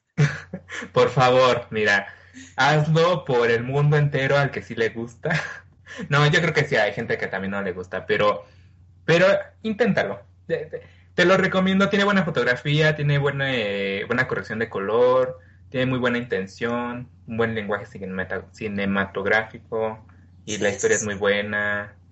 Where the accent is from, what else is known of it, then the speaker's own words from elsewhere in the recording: Mexico; soy mexicano